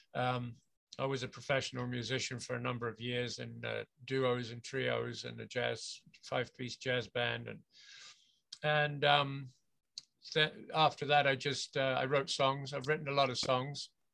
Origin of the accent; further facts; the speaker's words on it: England, United Kingdom; moved away as an adult; now in Vancouver, Canada; I'm from England originally. I was born and grew up in the UK, and I left there permanently when I was about uh, 20, 23, 24, something like that.